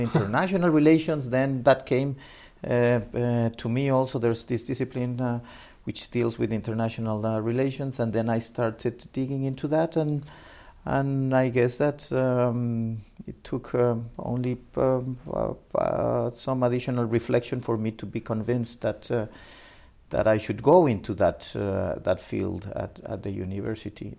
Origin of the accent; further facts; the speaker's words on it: Mexico City, Mexico; also born or lived in Minatitlan, Veracruz, Mexico; I was born in Mexico City, ah, Mexico City. and uh, but uh, in my uh, my early years. Um, uh, were spent in the um, southern state of uh, Veracruz in, in Mexico. Veracruz, okay. And in fact, south of Veracruz in a city called Minatitlan, my um, very early years before moving back at the age of 9, 10 back to Mexico City where I spent the rest of, uh, of my life